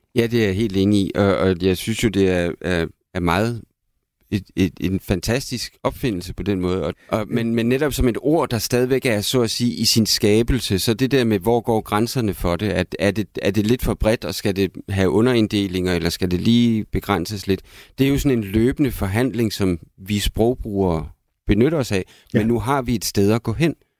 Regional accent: Aalborg, North Denmark Region, Denmark; min barndom i Aalborg

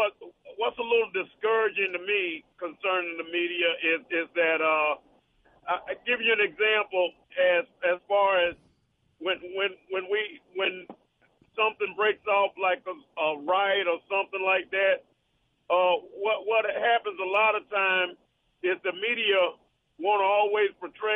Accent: Florida, United States; I grew up in in Florida, but I grew up in a little rough area in Florida

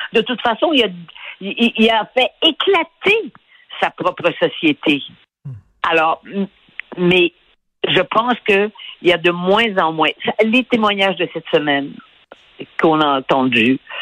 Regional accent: Canada; j'étais du Canada

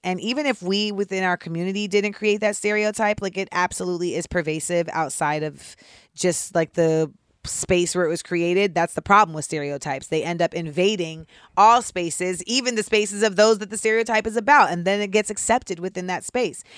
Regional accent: Orlando, Florida, United States; I'm from Orlando

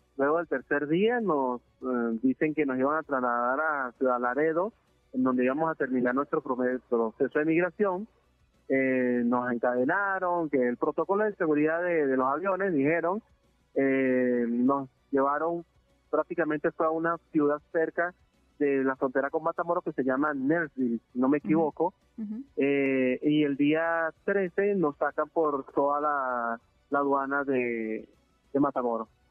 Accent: Venezuela; moved away as an adult; also born or lived in Peru; now in Mexico City, Mexico; tuve que salir de Venezuela por el tema político

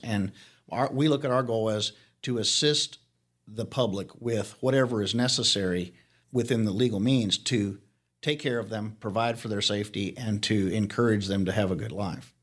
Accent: Arizona, United States; also born or lived in Real County, Texas; now in Leakey, United States; I'm from Arizona.

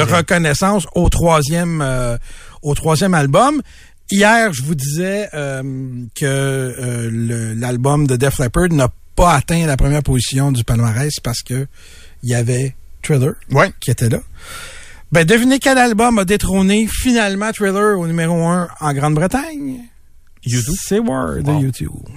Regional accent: Montreal, Quebec, Canada; je suis originaire de Montréal

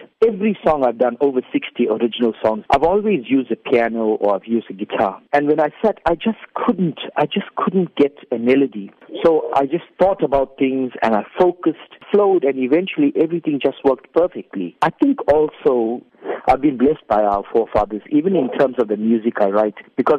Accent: South Africa; we as South African Indians, we have changed, definitely become deeply westernized.

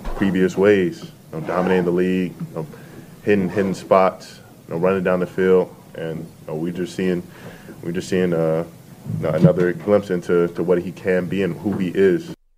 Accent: New York City, New York, United States; also born or lived in Lehigh Valley, Pennsylvania; I grew up in New York City for most of my life, but then I spent, like, what, six years, five or six years living in Lehigh Valley, Pennsylvania

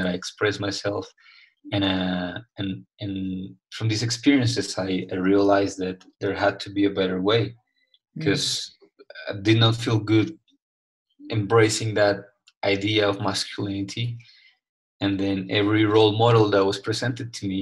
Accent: Colombia; I was raised and I grew up in Colombia, South America

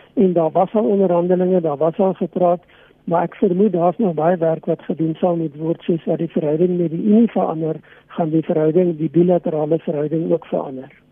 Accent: South Africa; ons as Suid-Afrikaners

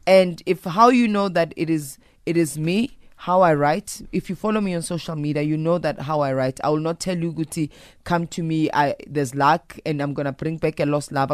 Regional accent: South Africa; I'm a South African woman

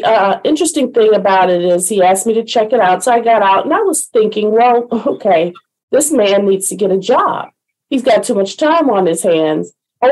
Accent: Detroit, Michigan, United States; moved away as an adult; now in Baltimore, United States; I'm born and raised in Detroit

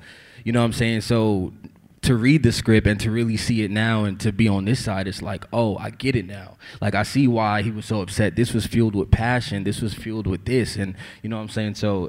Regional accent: New York City, New York, United States; I'm from Brooklyn, New York

